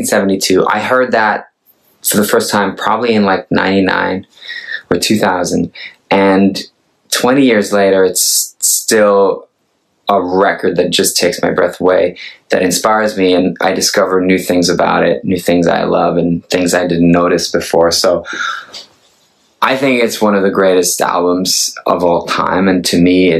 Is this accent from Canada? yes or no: no; Norway; now in Los Angeles, United States; I'm a Norwegian, they call me a singer-songwriter. I accept that. I sing and I write songs. I'm from Norway.